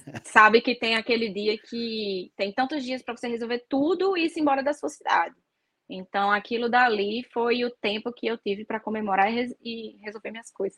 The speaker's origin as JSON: {"language": "Portuguese", "town": "Natal", "region": "Rio Grande do Norte", "country": "Brazil", "said": "na minha cidade, que, né, que eu sou de Natal"}